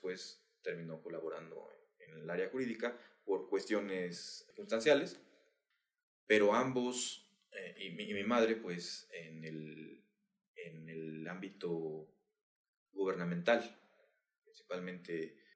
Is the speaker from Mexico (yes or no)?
yes; San Juan del Río, Querétaro, Mexico; sanjuanense, eh, soy queretano, eh, mexicano, orgullosamente. He tenido una, una vida de, de diferentes aspectos, he vivido en diferentes lugares